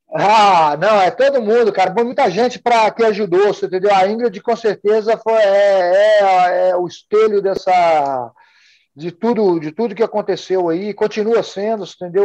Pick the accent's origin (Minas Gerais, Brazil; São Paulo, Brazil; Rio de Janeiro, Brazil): Minas Gerais, Brazil; Sobrália; moved away as an adult; now in United States; eu saí de Sobralho, eu comecei a treinar aqui. Saí de Sobralho, eu nunca tinha saído de uma cidade, nunca tinha saído de Minas Gerais